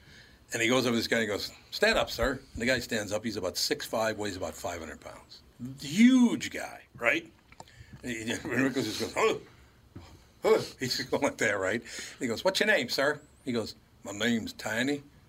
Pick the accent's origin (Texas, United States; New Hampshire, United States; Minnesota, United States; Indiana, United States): Minnesota, United States; Minneapolis; My friends and I, when I was growing up in North Minneapolis, we never said a nice thing to one another.